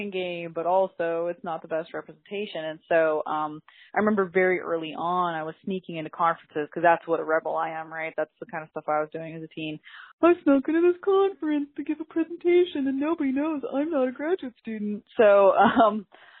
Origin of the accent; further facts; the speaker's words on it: Portland, Oregon, United States; I was actually born and raised on the West Coast, and I grew up in an urban indigenous community in Portland, Oregon